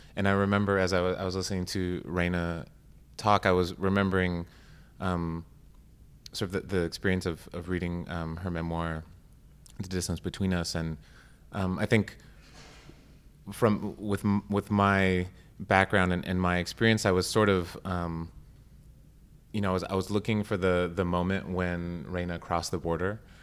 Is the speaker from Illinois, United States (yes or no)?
no; Arizona, United States; I grew up in Arizona